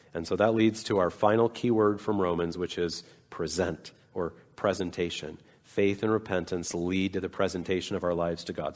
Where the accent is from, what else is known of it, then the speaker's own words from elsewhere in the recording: Salt Lake City, Utah, United States; moved away; I grew up in Salt Lake City